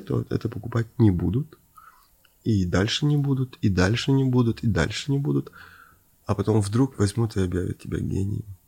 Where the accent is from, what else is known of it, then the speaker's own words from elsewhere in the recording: Ukraine; moved away; also born or lived in Moscow / Venice; я родился на Украине, провел там часть жизни